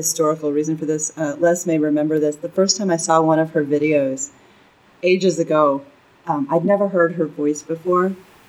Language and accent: English; Jupiter, North Carolina, United States; also born or lived in the South; because I don't know if you guys can tell from my accent, but I grew up in Jupiter, North Carolina, and I've lived in the South a lot of my life.